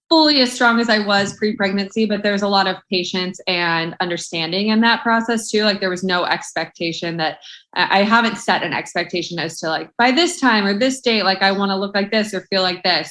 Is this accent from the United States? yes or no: yes; Orange County, California, United States; moved away as an adult; also born or lived in Arizona; I'm born and raised in Orange County, California, but I went to school in Arizona